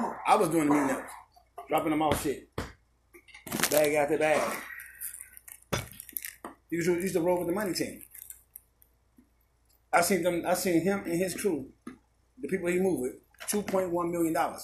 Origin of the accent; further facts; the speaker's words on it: Chicago, Illinois, United States; I'm from Chicago